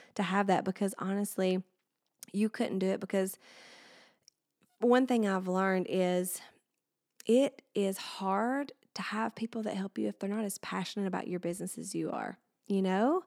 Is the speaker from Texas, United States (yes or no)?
no; Alabama, United States; I've lived here my whole life and I'm still here and now I'm bringing my business here, uh, and being able to share my hometown